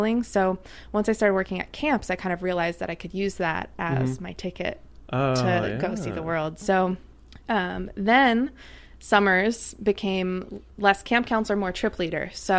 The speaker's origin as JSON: {"language": "English", "region": "Connecticut", "country": "United States", "also_born_or_lived": "New York / Boulder, Colorado", "moved": "as an adult", "lives_now": "Los Angeles, United States", "said": "Originally, I'm from Connecticut. Then I went to college in New York."}